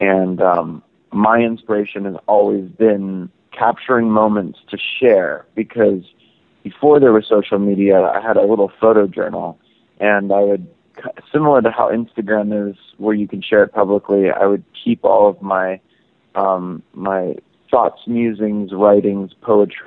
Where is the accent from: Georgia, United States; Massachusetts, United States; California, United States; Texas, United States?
California, United States; Los Angeles; growing up in Los Angeles and right off the Sunset Strip